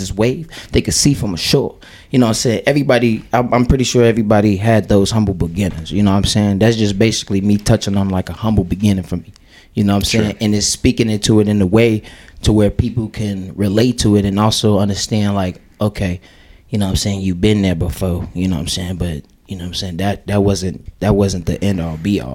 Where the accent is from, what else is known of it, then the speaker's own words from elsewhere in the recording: Chicago, Illinois, United States; moved away; also born or lived in Fort Dodge, Iowa; I'm from Chicago